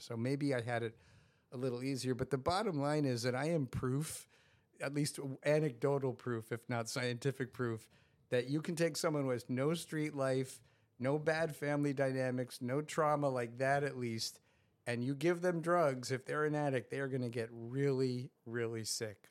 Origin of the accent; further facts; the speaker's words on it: Scarsdale, New York, United States; I grew up in Scarsdale, New York